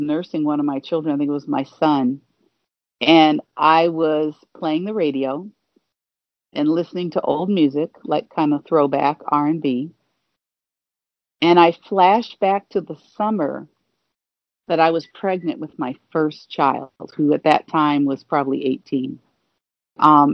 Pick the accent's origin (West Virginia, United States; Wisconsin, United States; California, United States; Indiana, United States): Indiana, United States; Gary; moved away as an adult; also born or lived in Michigan; now in Los Angeles, United States; my hometown of Gary, Indiana